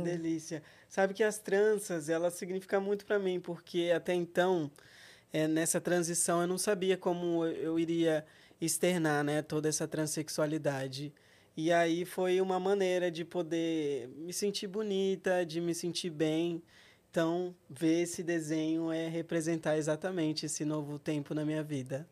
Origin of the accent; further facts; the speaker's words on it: Rondônia, Brazil; Eu nasci em Rondônia